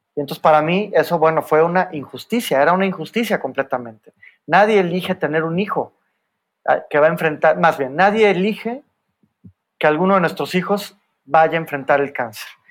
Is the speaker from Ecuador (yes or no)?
no; Mexico; Soy el único mexicano, el único abogado y, y el único hombre latinoamericano